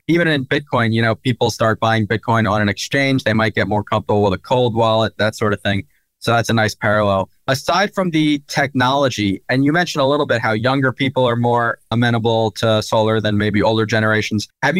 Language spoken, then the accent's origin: English; New Jersey, United States; moved away as an adult; now in Philadelphia, United States; Yeah, I'm from South Jersey, though. And now I live in Philly.